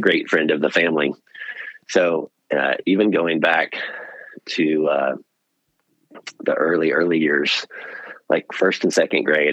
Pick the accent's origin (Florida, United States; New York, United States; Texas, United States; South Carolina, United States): Texas, United States; Pearland; also born or lived in Austin, Texas; I grew up in Houston, outside Houston in Pearland